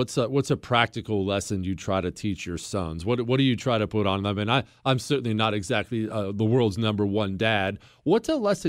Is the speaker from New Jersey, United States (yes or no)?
no; Montana, United States; Because I grew up in Montana, and this happened all the time.